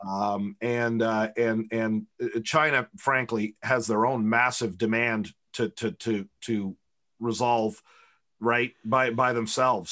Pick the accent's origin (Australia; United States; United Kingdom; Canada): Canada; I'm the Canadian